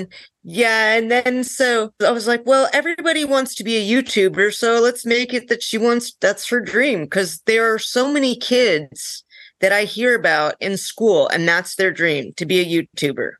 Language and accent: English; North Dakota, United States; I'm from North Dakota